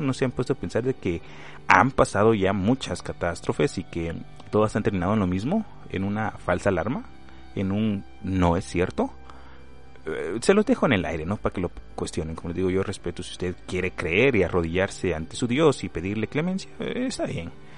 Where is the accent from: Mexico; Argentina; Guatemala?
Guatemala; aquí en mi país, Guatemala